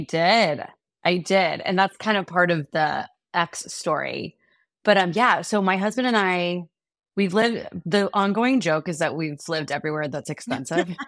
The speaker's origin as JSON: {"language": "English", "town": "Dallas", "region": "Texas", "country": "United States", "also_born_or_lived": "Austin, Texas", "moved": "as an adult", "lives_now": "New York, United States", "said": "my husband and I are both from Texas, we're both from Dallas"}